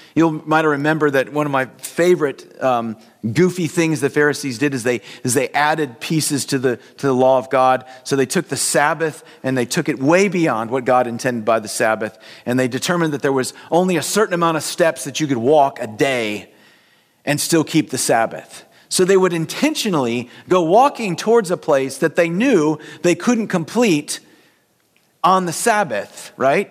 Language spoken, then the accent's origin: English; United States; we as American Christians